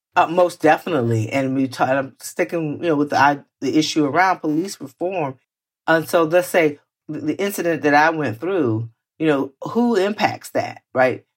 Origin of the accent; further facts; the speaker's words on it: Florida, United States; I grew up in Florida where we grew up around the K K K